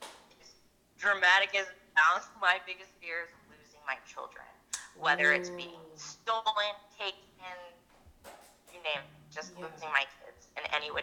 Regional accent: Edmonds, Washington, United States; I'm from Edmonds, Washington, Washington State.

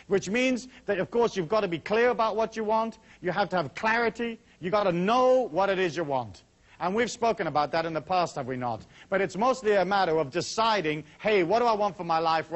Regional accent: Taos, New Mexico, United States; my hometown of Taos

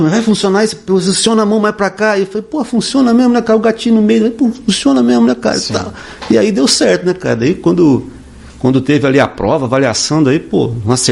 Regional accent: Paraná, Brazil; Paraná, eu vim do Paraná, enfim, gente de todo lado

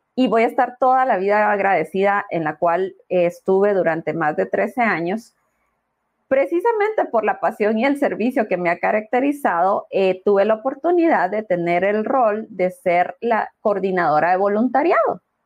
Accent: Guatemala; como guatemaltecos

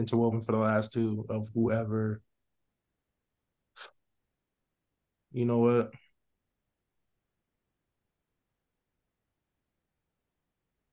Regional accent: Central New Jersey, United States; me growing up in Jersey, I listened to Jersey Club

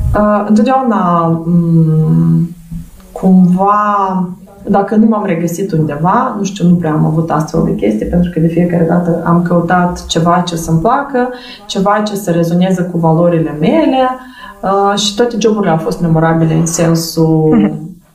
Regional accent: Moldova; Eu am copilărit și sunt născut în satul Fetița

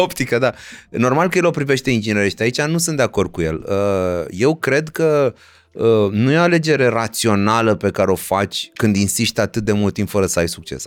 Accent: Romania; ca români

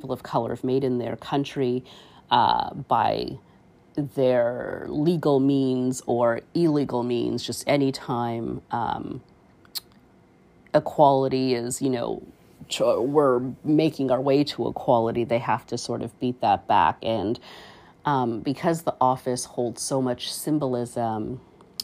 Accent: Canada; as a Canadian, you know, born here in this country

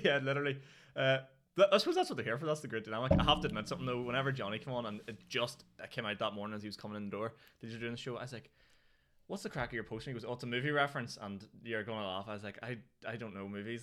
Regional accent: Newry, Northern Ireland, United Kingdom; I'm from Newry.

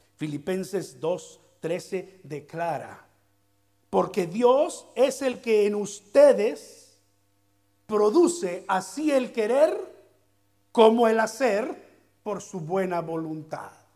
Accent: southern Veracruz, Mexico; mi pueblito, en medio de las montañas del sur de Veracruz

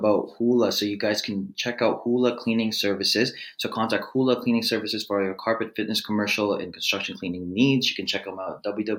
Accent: Philippines; I'm the Filipino podcasting machine

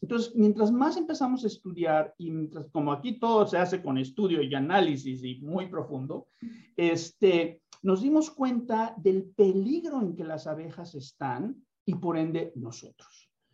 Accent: Mexico; soy mexicano

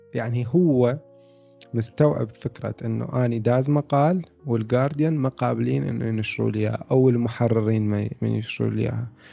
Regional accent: Iraq; عندنا بالعراق

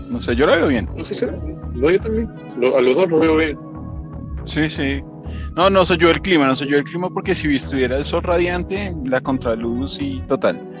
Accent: Colombia; espero lo mismo me encantó, o de pronto algo mejor ya pues, siendo colombiana.

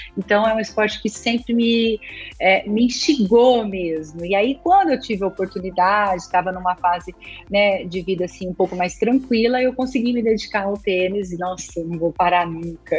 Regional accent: Araçatuba, São Paulo, Brazil; eu nasci em Aracatuba, então eu nadava pelo Aracatuba Clube

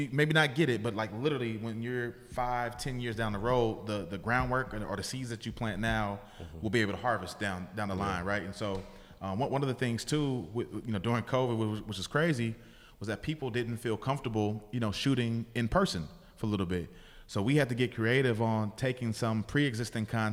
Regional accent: Bay Area, California, United States; I'm from the Bay Area

